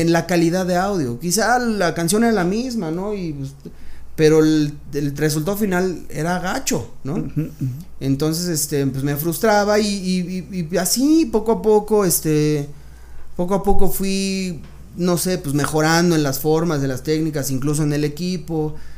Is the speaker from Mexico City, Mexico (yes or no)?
yes; Mexico City, Mexico; Yo nací aquí en la Ciudad de México. Soy este. No, yo soy chilango